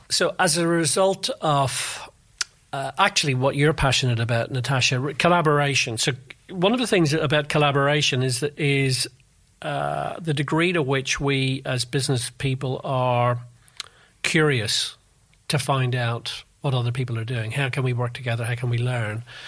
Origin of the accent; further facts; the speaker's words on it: Belfast, Northern Ireland, United Kingdom; moved away as an adult; also born or lived in London; So I come from Northern Ireland. I was born in Belfast. I went to university there